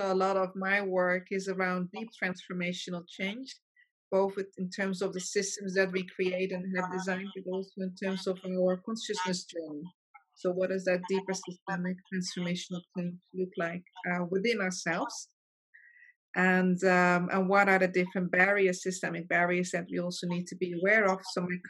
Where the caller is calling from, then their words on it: Mauritius; I'm phoning from Mauritius. That's a very small island.